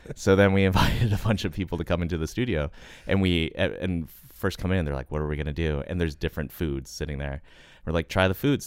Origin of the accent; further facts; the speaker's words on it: United States; I'm an American